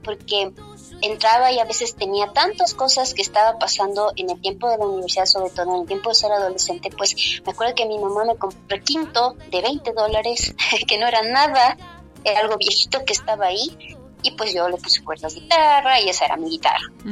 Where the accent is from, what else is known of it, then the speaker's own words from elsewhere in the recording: Cotacachi, Imbabura, Ecuador; soy mujer quichua de Cotacachi, al norte del Ecuador